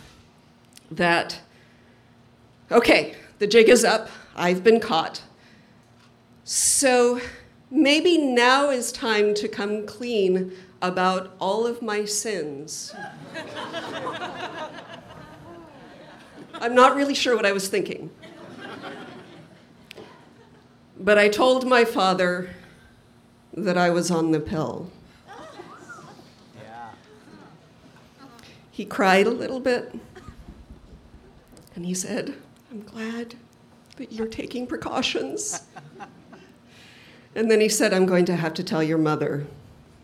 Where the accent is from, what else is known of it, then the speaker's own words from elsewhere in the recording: Provo, Utah, United States; I grew up in Provo, Utah